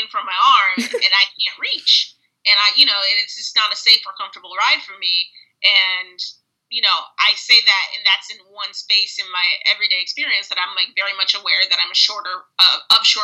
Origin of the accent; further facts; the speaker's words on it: suburbs of Illinois, United States; moved away as an adult; also born or lived in Oregon; I grew up in a majority Euro-American white environment in the suburbs of Illinois